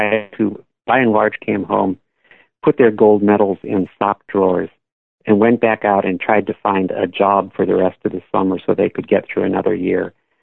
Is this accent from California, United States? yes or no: yes; Bay Area, California, United States; I grew up in the Bay Area